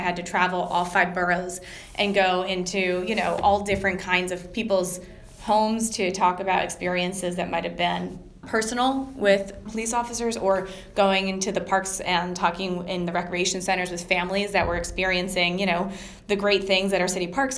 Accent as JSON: {"language": "English", "region": "New Jersey", "country": "United States", "tie": "born or raised there", "moved": "as an adult", "lives_now": "New York City, United States", "said": "I grew up in New Jersey, and I went to school at Rutgers"}